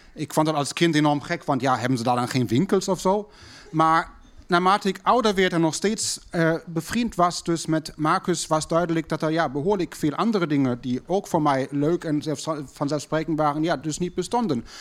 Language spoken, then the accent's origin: Dutch; Berlin, Germany; thuis bij ons in West-Berlijn